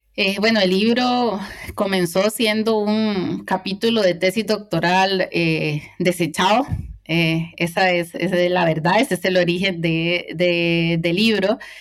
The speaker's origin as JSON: {"language": "Spanish", "region": "Cartago", "country": "Costa Rica", "moved": "as an adult", "lives_now": "Spain", "said": "cartaginesa, costarricense"}